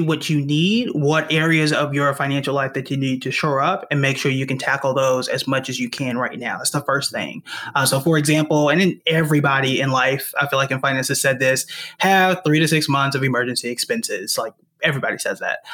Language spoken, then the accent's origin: English; Tulsa, Oklahoma, United States; moved away as an adult; also born or lived in New York; I'm born and raised in Tulsa, Oklahoma